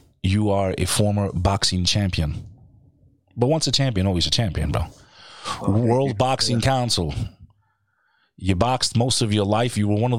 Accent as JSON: {"language": "English", "town": "Houston", "region": "Texas", "country": "United States", "tie": "born or raised there", "moved": "yes", "said": "I was born in Texas, Houston."}